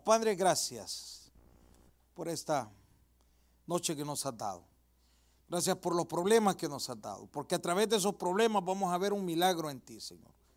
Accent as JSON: {"language": "Spanish", "country": "El Salvador", "said": "mi país, yo soy del Salvador"}